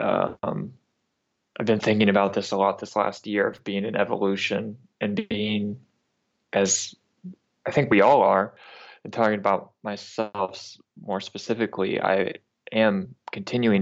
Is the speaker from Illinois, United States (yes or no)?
no; North Alabama, United States; I grew up in North Alabama